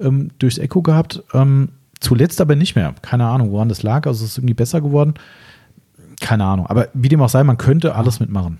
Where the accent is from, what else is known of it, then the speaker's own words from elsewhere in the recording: Germany; bei uns in Deutschland